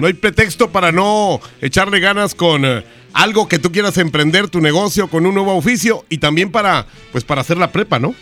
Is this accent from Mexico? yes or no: yes; northern Mexico, Mexico; como los norteños que somos